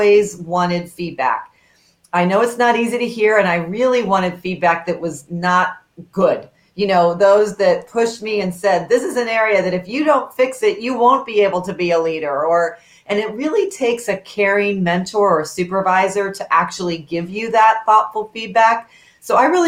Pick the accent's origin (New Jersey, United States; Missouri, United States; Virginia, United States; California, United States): Missouri, United States; Kansas City; growing up in Kansas City, as a daughter of very hardworking parents